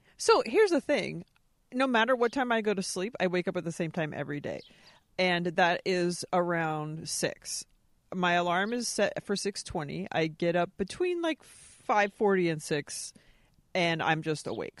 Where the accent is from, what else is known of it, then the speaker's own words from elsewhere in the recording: Anaheim, California, United States; I was born in Anaheim